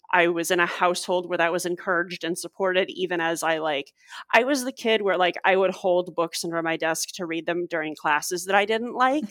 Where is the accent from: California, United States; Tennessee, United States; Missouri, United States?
Missouri, United States; St. Louis; I grew up in Saint Louis